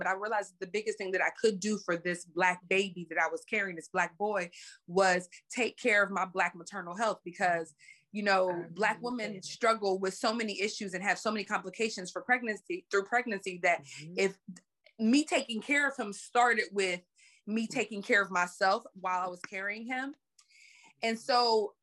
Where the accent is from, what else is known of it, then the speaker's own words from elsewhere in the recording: Pittsburgh, Pennsylvania, United States; now in Los Angeles, United States; growing up in a project in Pittsburgh, Pennsylvania, where I'm from